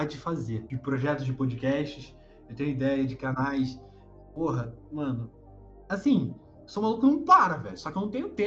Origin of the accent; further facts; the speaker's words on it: Rio de Janeiro, Brazil; Sou carioca, pô. Raiz.